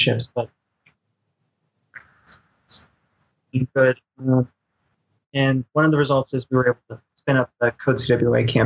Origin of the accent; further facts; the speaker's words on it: Midwest, United States; accent: Midwestern; my Midwestern crappy accent.